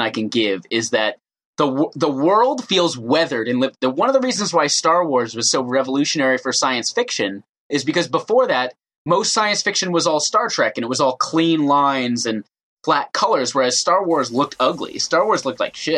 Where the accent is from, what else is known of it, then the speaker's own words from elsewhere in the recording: New Hampshire, United States; I grew up in I grew up in New Hampshire, which is 99% white.